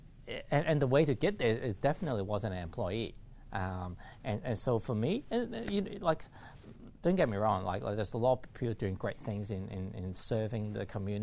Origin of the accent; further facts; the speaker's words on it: Hong Kong; And to me, like, I came from Hong Kong.